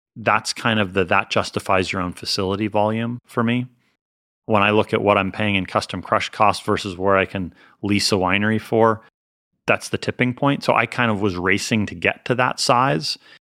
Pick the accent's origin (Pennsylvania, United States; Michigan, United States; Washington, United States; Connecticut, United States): Pennsylvania, United States; also born or lived in Northeast US / Colorado / Massachusetts; now in California, United States; I'm from Pennsylvania